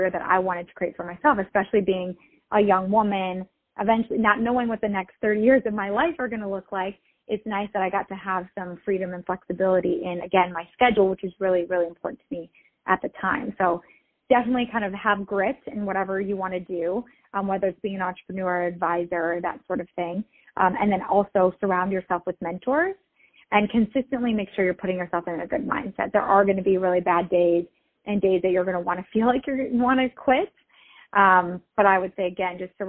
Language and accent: English; Milwaukee, Wisconsin, United States; moved away as an adult; now in Los Angeles, United States; I have lived in Los Angeles for about 10 years, and I'm originally from the Milwaukee area.